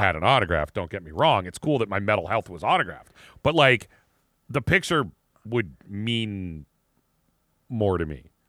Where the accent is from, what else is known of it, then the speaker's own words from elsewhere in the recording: Erie, Pennsylvania, United States; the mall in my hometown